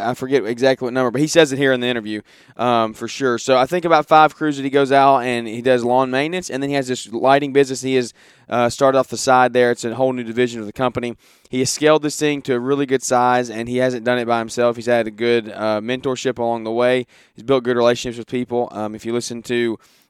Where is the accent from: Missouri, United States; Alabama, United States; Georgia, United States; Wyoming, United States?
Alabama, United States; Birmingham; my hometown of Birmingham, Alabama